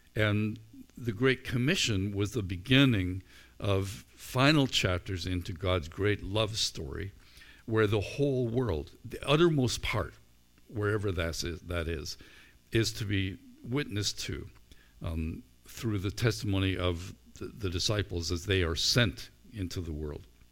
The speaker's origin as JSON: {"language": "English", "country": "Canada", "said": "As a Christian or as a Canadian"}